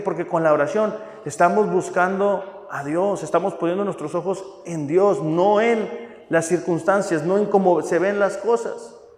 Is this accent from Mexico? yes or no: yes; Mexico; somos los mexicanos